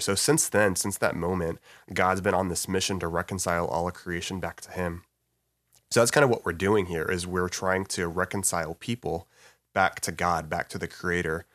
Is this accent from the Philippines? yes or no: no; Alvin, Texas, United States; moved away as an adult; also born or lived in Waco, Texas; now in Dallas, United States; I grew up in Alvin